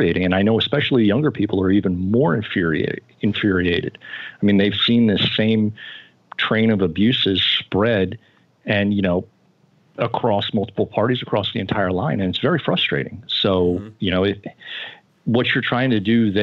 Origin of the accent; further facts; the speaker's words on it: Florida, United States; moved away as an adult; now in Indiana, United States; I was born in Florida. I grew up there. I spent the first 22-ish years of my life there.